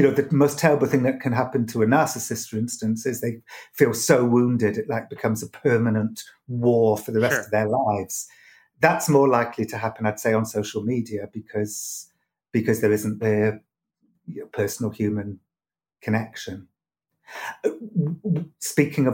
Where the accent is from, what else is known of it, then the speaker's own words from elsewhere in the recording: United Kingdom; moved away as an adult; now in United States; I grew up with it in Britain.